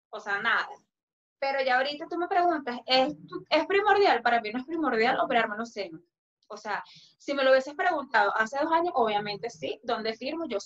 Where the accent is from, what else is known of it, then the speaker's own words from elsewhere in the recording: Venezuela; porque yo soy, yo soy más venezolana que nadie.